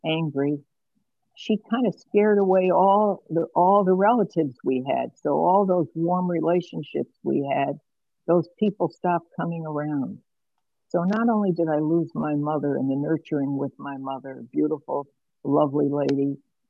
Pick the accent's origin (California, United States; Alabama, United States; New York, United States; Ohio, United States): New York, United States; New York City; now in Geneva, Illinois, United States; I was born in Brooklyn in New York in 1945